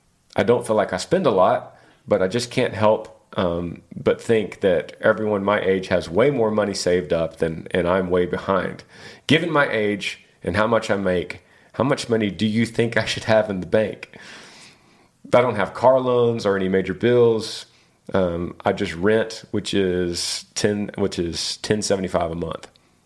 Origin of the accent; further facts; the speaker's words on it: Battle Ground, Washington, United States; I'm from Battleground, Washington.